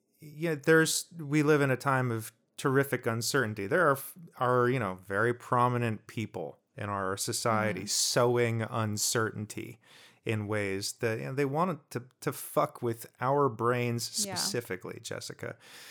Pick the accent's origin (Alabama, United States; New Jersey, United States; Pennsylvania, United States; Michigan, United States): New Jersey, United States; I grew up in Jersey.